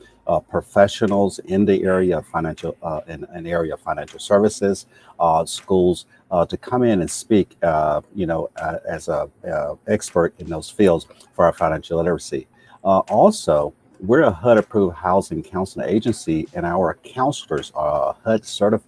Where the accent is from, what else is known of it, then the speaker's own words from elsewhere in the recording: Camden, Arkansas, United States; moved away as an adult; I'm originally from Camden, Arkansas